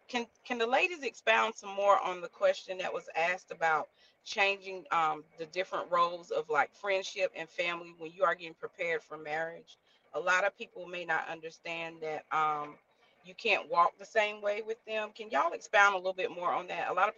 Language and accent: English; North Carolina, United States; I am 41 and I am from North Carolina. Proud to be from North Carolina.